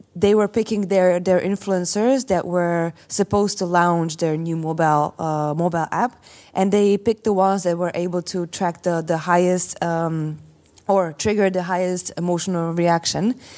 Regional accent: Slovakia; I come from Slovakia

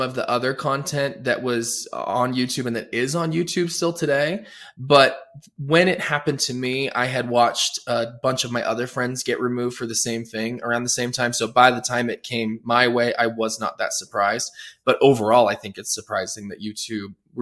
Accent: Denver, Colorado, United States; also born or lived in New York / Los Angeles; Born and raised in Denver, Colorado

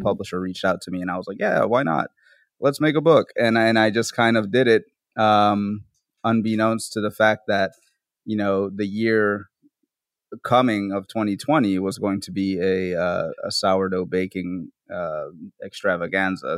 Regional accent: New Orleans, Louisiana, United States; also born or lived in Bronx, New York; I'm from New Orleans, so I was working there for a while as a cook

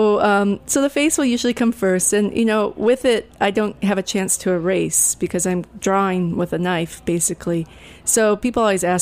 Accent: outside of Seattle, Washington, United States; also born or lived in Olympia, Washington; I grew up outside of Seattle, and so I always had mountains and water in my view, and I moved to Olympia all the way back in 1986

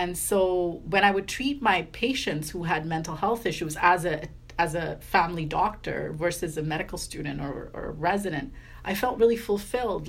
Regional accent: Vancouver, British Columbia, Canada; moved away as an adult; I'm from Vancouver

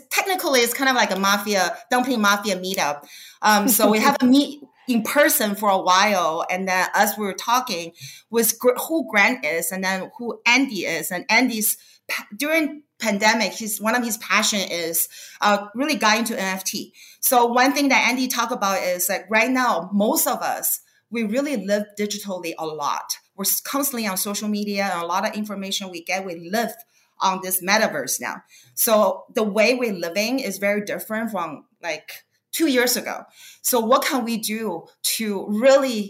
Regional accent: Beijing, China; also born or lived in Bay Area, California, United States; now in Los Angeles, United States; I grew up in Beijing

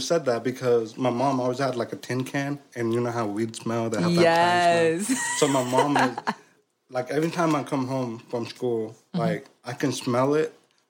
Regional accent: California, United States; I grew up in California, but I have six older brother. I'm the seventh.

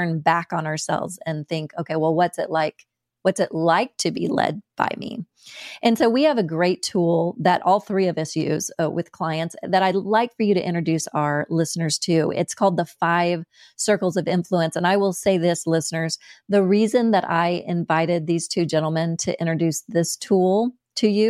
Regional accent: United States; accent: American; my American accent

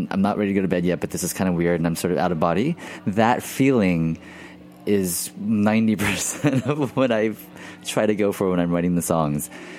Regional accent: Houston, Texas, United States; I grew up in Texas, and in Houston, which is about 5 hours outside of New Orleans.

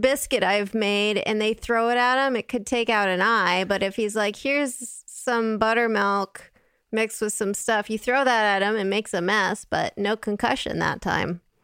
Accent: West Coast, United States; now in Italy; I'm from the West Coast

